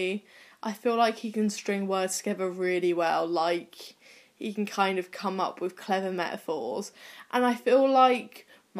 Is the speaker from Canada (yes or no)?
no; Cornwall, South West England, United Kingdom; Pretty much all my family is Welsh, but I was born in Cornwall and I've lived in Cornwall